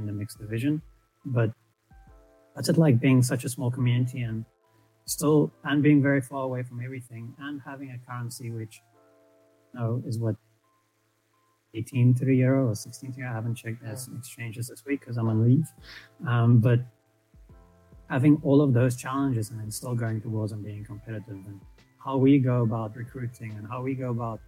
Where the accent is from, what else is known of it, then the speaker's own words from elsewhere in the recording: South Africa; we are South African and we are mostly based in Cape Town.